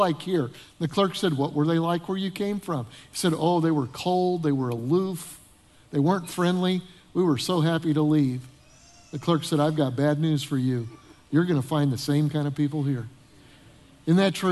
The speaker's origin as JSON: {"language": "English", "town": "Denver", "region": "Colorado", "country": "United States", "tie": "born or raised there", "also_born_or_lived": "Northern Illinois", "moved": "as an adult", "said": "Debbie and I grew up in Denver, Colorado"}